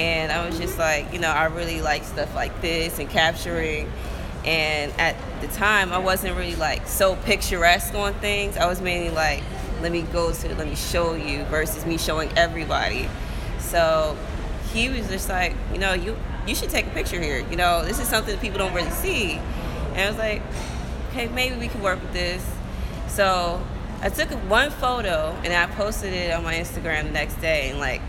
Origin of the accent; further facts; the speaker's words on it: New Jersey, United States; moved away as an adult; also born or lived in Richmond, Virginia; I'm from Jersey originally, born and raised and everything